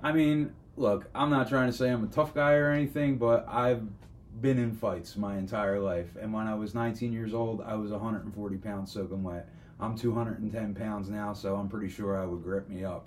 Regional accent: Philadelphia, Pennsylvania, United States; being born and raised in South Philly

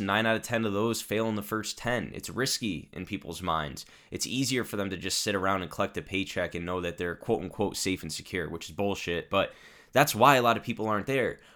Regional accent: Connecticut, United States; also born or lived in Italy; my home state of Connecticut

